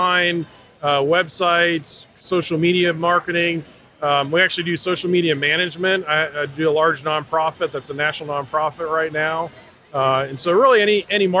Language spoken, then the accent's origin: English; Massachusetts, United States; moved away; I grew up in Massachusetts